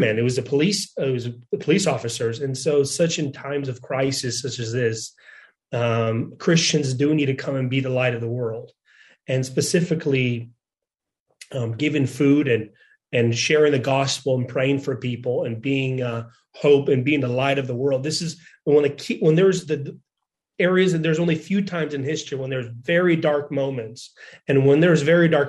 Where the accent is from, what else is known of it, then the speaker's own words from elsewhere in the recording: United States; moved away as an adult; also born or lived in Washington; now in Ukraine; I was 2 years old when I came to America. I loved the opportunity growing up there